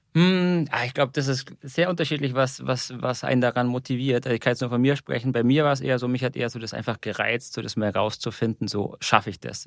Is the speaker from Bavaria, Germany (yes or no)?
yes; Munich, Bavaria, Germany; ich komme eigentlich aus München, zumindest Nähe der Berge